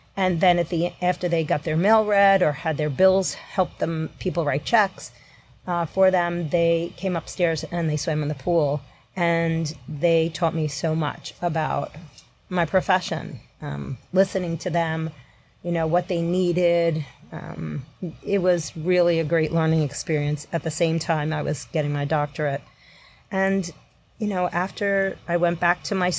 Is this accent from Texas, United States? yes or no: no; New York, United States; also born or lived in La Crosse, Wisconsin; I'm a New Yorker to begin with.